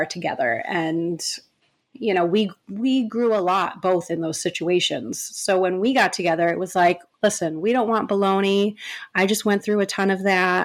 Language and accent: English; New York, United States; moved away as an adult; now in West Hollywood, United States; now we live in West Hollywood, far away from where we grew up. We grew up in New York